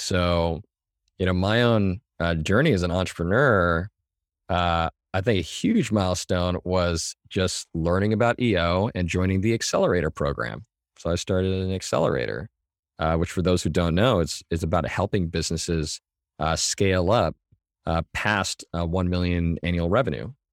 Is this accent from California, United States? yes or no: yes; Mission Viejo, California, United States; Southern California, in Orange